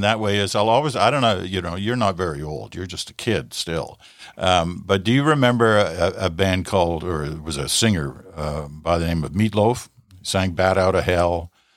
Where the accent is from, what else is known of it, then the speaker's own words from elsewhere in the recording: Canada; I'm a Canadian kid